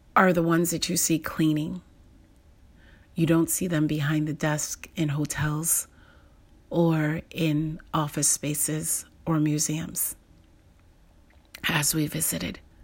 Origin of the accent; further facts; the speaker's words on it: United States; someone like me, who's an American